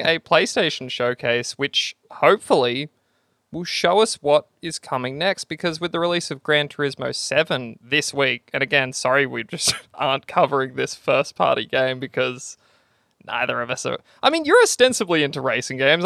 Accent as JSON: {"language": "English", "country": "Australia"}